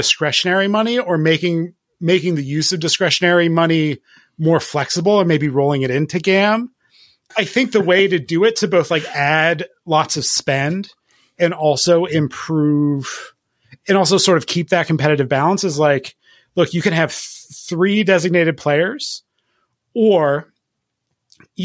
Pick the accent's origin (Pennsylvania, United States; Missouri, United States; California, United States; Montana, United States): Pennsylvania, United States; Philadelphia; born or raised there